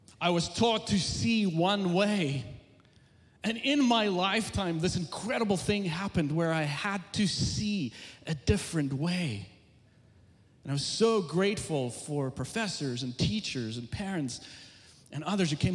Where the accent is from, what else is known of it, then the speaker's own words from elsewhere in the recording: South Africa; moved away as an adult; now in United States; I was born and raised in South Africa, came to the U.S. in 2001